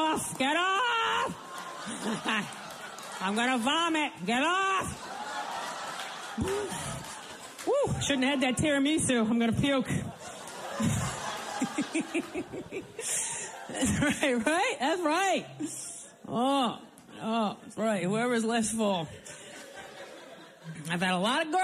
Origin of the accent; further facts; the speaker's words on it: Rhode Island, United States; I grew up in Rhode Island, a little roadie